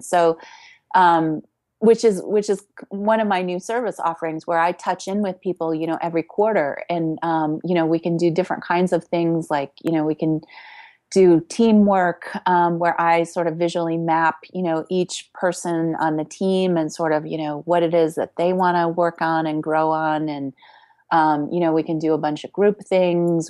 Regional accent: Chicago, Illinois, United States; I grew up in Chicago

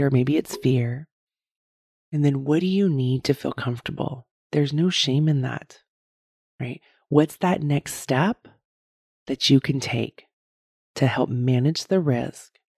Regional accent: United States; how Americans, we just are so into the brand, right?

